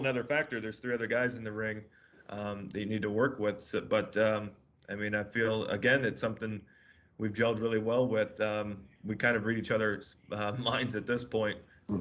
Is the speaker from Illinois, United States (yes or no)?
yes; Chicago, Illinois, United States; also born or lived in San Diego area, California; now in Louisville, United States; me being from the Chicago area